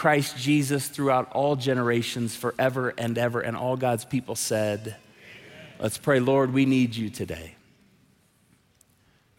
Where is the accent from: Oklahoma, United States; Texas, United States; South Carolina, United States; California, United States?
Oklahoma, United States; Tulsa; moved away; I'm a drummer, so I grew up playing drums in Tulsa